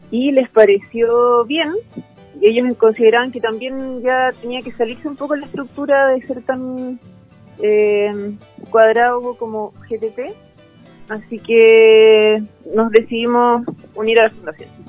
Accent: Río Bueno, Los Ríos, Chile; Yo toda mi vida me quedé en el campo. Mi familia tiene una lechería, yo soy del sector de Río Bueno eh, cerca de bueno

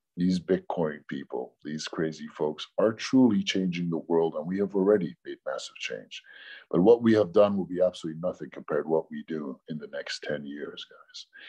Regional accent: New York City, New York, United States; I grew up in New York City in Hell's Kitchen

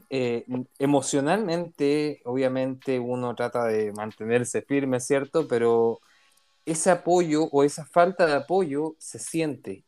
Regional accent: Chile; now in Israel; nosotros como chilenos israelíes

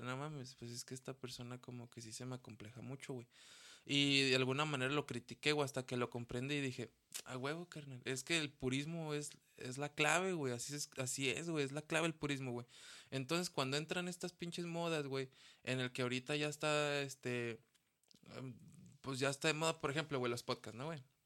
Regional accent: Mexico; yo amo mi México, güey, yo amo mi raza

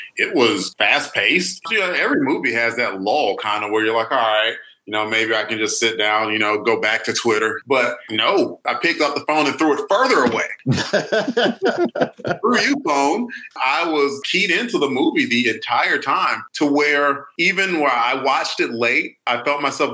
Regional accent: United States; I'm American

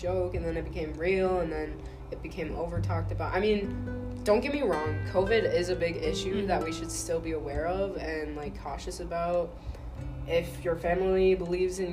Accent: California, United States; I was born in California

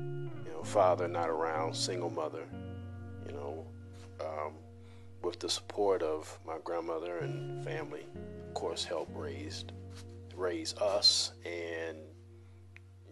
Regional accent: Columbia, Louisiana, United States; also born or lived in Chicago, Illinois; I was born in Chicago in 1973. We moved to Louisiana when I was four. When I say we, I mean my mother and my three brothers. And that's where I grew up, a small town named Columbia

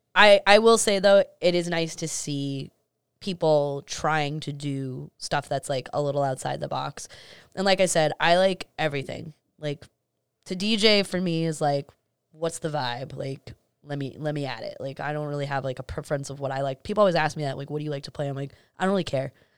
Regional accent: Medford, Massachusetts, United States; also born or lived in New York / Miami / East Boston; I grew up in Medford

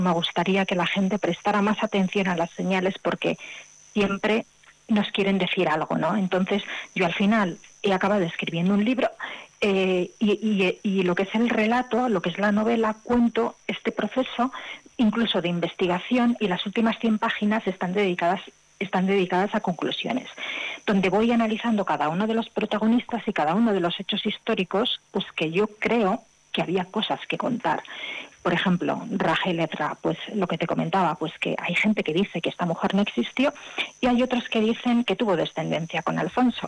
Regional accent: Madrid, Community of Madrid, Spain; Madrid, que es de donde yo soy

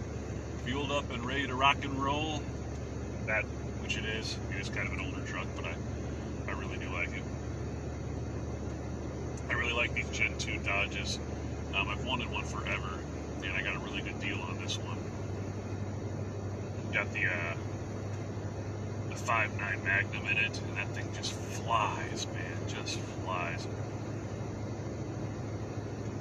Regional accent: United States; us as American citizens

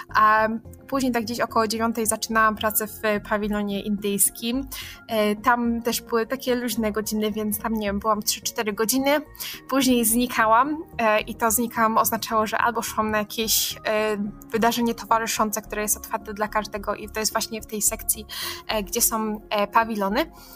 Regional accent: Katowice, Silesian Voivodeship, Poland; jestem z Katowic

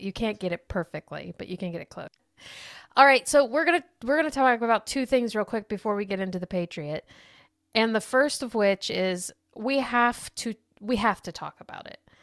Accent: United States; as being an American

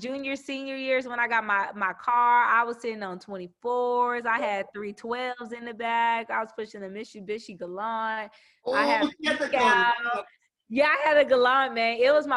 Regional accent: San Antonio, Texas, United States; moved away; San Antonio is different, and that's home, and I will always be grateful from that.

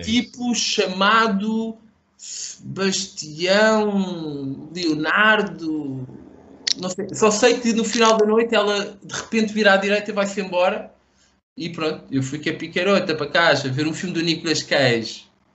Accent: Portugal; eu sou de Portugal.

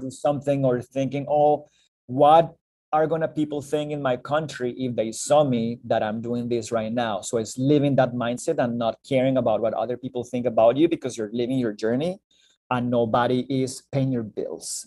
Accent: Bogota, Colombia; moved away as an adult; now in Canada; originally from Bogota, the capital city of Colombia in South America

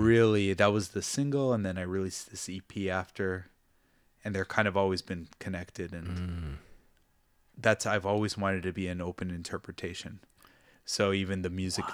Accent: Toronto, Ontario, Canada; now in Japan; growing up in Toronto, you grow up with the different cultures.

